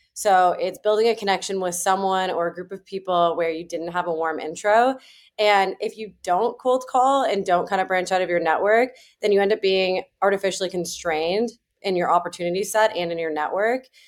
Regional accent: Toronto, Ontario, Canada; moved away as an adult; also born or lived in Ancaster, Ontario; now in United States; I didn't grow up in Silicon Valley, I grew up in Toronto

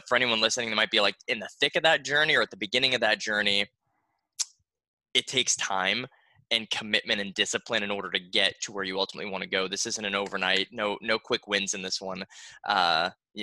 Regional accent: Boston, Massachusetts, United States; now in Florida, United States; I grew up in Boston

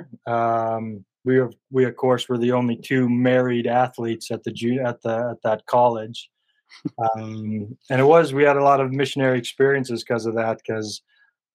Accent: Huntsville, Utah, United States; accent: country drawl; now in Port Angeles, United States; my hometown in Huntsville

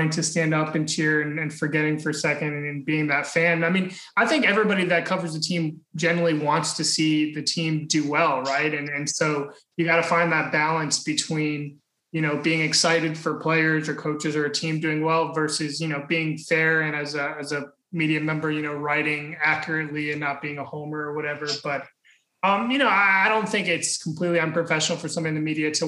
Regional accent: Central Florida, United States; I grew up here in Central Florida, and I was a Magic fan since 1989

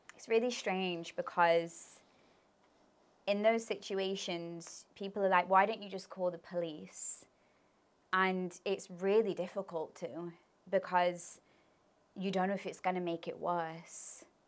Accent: Leicester, East Midlands, United Kingdom; also born or lived in Birmingham; I moved from Birmingham to Leicester.

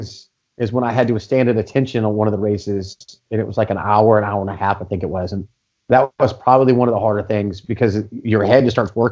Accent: Griffin, Georgia, United States; also born or lived in Macon, Georgia; I grew up in Griffin, which is a small town that's in between Macon and Atlanta

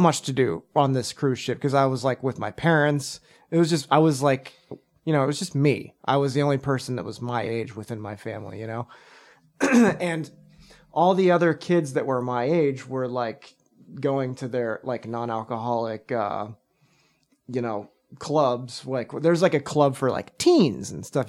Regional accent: Texas, United States; moved away; also born or lived in Zurich, Switzerland; I'm from Texas, and so, like, margaritas are a thing there.

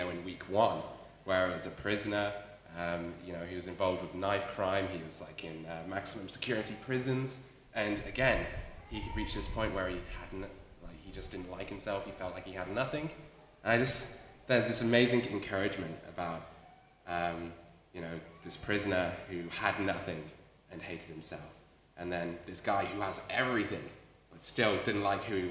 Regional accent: Wales, United Kingdom; moved away as an adult; now in Australia; I'm from Wales, back in the UK. I've been in Australia for 2.5 years now

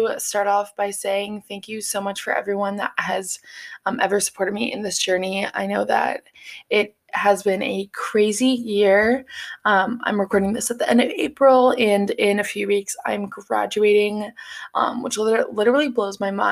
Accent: Cincinnati, Ohio, United States; moved away as an adult; now in Columbus, United States; I am from Cincinnati, Ohio

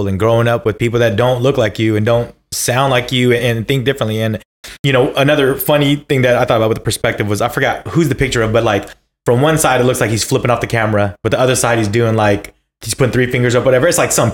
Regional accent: Bay Area, California, United States; we grew up in the Bay Area

